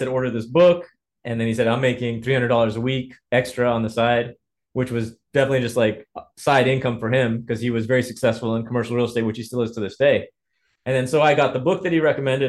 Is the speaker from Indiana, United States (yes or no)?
yes; Indiana, United States; I grew up in Indiana. My family is of Ethiopian heritage